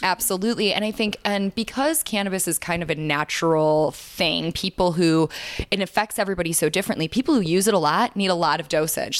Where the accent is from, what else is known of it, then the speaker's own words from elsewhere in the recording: Chicago, Illinois, United States; moved away as an adult; we grew up in Chicago